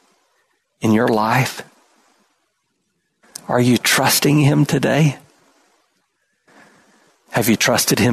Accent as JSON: {"language": "English", "region": "South Carolina", "country": "United States", "tie": "born or raised there", "said": "We didn't have that much in my hometown, small town, South Carolina"}